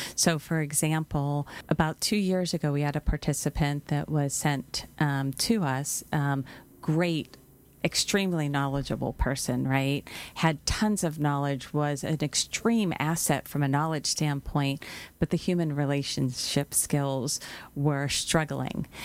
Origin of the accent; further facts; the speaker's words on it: Pittsburgh, Pennsylvania, United States; moved away; I'm from Pittsburgh, so I pronounce it a little dif, a bit different than the rest of the world